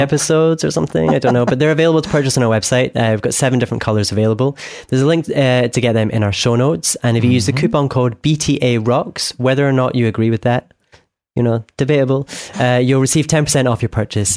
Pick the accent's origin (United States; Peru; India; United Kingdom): United Kingdom; Scotland; I'm from Scotland